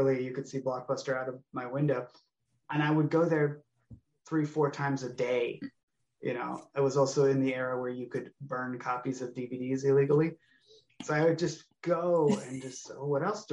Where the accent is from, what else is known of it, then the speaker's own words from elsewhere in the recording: United States; also born or lived in California / Oregon; I grew up in California and Oregon